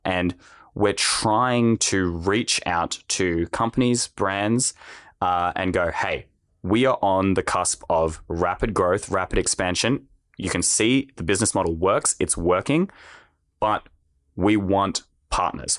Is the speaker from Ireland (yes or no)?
no; Australia; I'm also an Australian